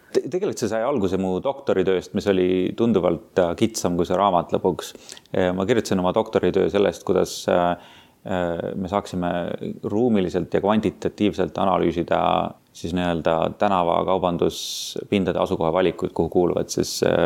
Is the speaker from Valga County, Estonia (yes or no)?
no; Tartu, Tartu County, Estonia; moved away as an adult; also born or lived in Tallinn / France / Boston; ma olen pärit Tartust, põhimõtteliselt kasvasin üles Tartus Annelinnas